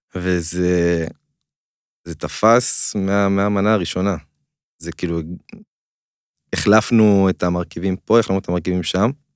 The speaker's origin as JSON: {"language": "Hebrew", "country": "Israel"}